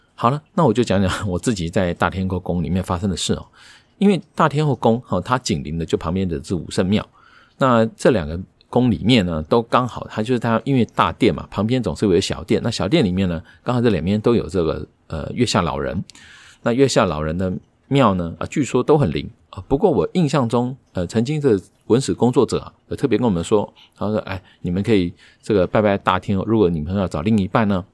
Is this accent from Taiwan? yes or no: yes; Taiwan; 我们台湾人啊，看东西还是习惯是看字幕